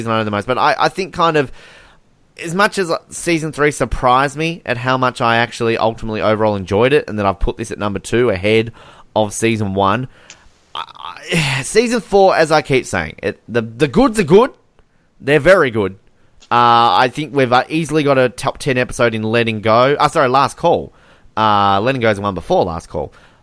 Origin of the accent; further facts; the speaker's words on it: Australia; I'm using Australian on you.